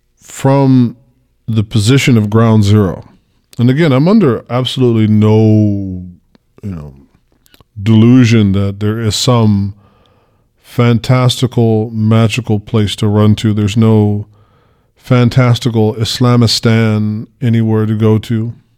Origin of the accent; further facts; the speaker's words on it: United States; I'm from America